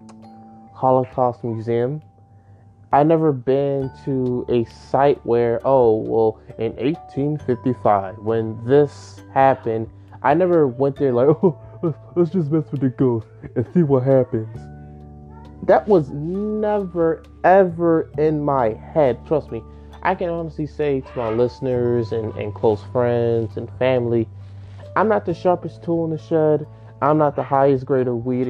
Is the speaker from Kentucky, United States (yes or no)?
no; Maryland, United States; I am a Marylander. I'm from Maryland